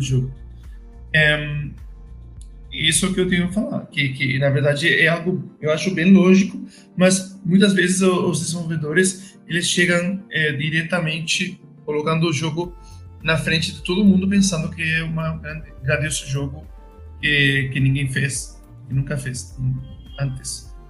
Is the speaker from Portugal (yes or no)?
no; Spain; Portuguese is a second language; moved away; also born or lived in Madrid; sou espanhol